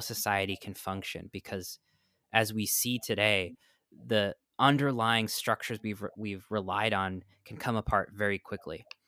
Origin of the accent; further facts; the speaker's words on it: New York, United States; now in Florida, United States; I grew up in New York